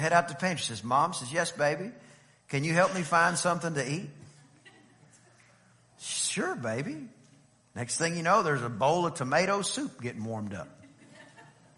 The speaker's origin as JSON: {"language": "English", "region": "East Texas", "country": "United States", "tie": "born or raised there", "said": "I was a little kid and we lived in a very small town over in East Texas. And by the way, anyway, I'm from East Texas"}